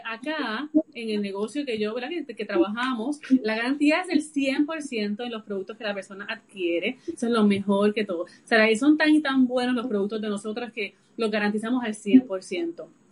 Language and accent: Spanish; Puerto Rico; yo soy de de Puerto Rico y vivo, ¿verdad? Resido también aquí en, la isla